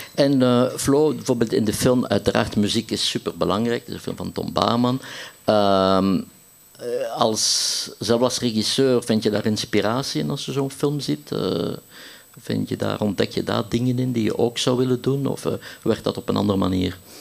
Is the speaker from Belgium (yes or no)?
yes; Ghent, Flanders, Belgium; ik als Gentenaar